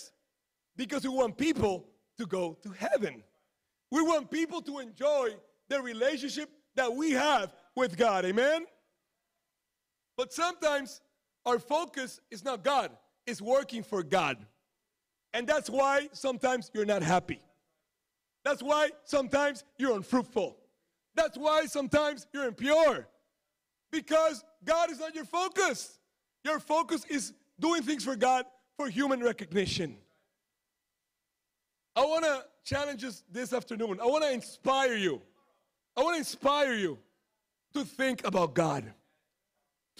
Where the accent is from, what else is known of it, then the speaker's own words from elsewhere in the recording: Florida, United States; I grew up in Florida. I went to Disney World like 20 times because I live so close.